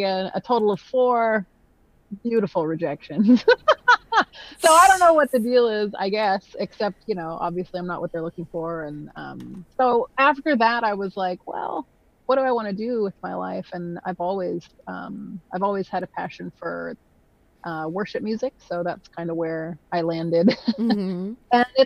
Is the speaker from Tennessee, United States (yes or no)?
yes; Nashville, Tennessee, United States; I grew up in Nashville, because that's where my dad's job was.